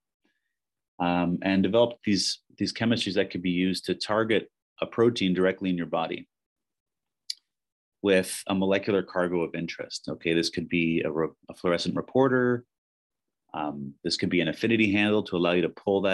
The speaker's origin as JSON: {"language": "English", "town": "Hamilton", "region": "Ontario", "country": "Canada", "tie": "born or raised there", "said": "I was born and raised in Hamilton, and so it made a lot of sense to come to McMaster."}